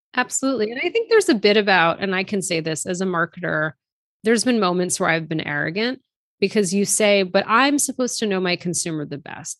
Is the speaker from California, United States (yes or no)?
no; outside of Boston, Massachusetts, United States; My younger brother and I were born and raised here in the U S. We were raised outside of Boston.